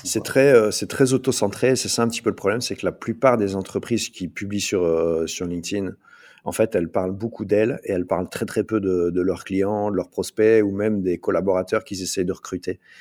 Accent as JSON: {"language": "French", "town": "Liège", "region": "Wallonia", "country": "Belgium", "said": "je suis belge, je viens en Belgique du côté de Liège"}